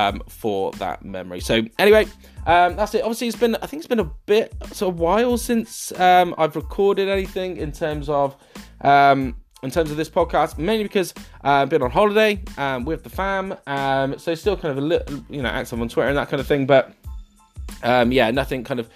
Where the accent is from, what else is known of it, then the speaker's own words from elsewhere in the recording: Swindon, South West England, United Kingdom; also born or lived in Bury, Greater Manchester; I was born in Bury in Greater Manchester, moved down to kind of Swindon where I've lived most of my life. So when I was about 4 or 5, so hence no Manchester accent